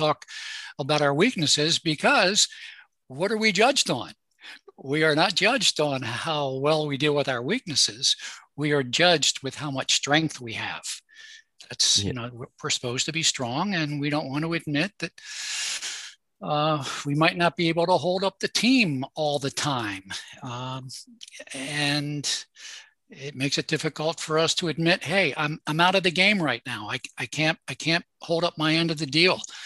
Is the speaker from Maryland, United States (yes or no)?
yes; Baltimore, Maryland, United States; I was born in Baltimore. I live near Baltimore, between Baltimore and Washington, D.C.